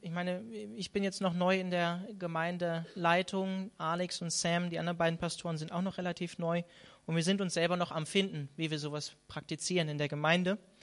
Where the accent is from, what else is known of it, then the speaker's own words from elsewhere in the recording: Hanover, Lower Saxony, Germany; moved away; in meiner alten Heimat oder in der Nähe von meiner alten Heimat in Hannover